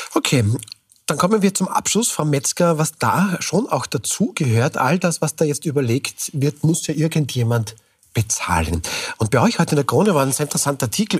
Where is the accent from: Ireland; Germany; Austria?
Austria; sind wir Österreicherinnen und Österreicher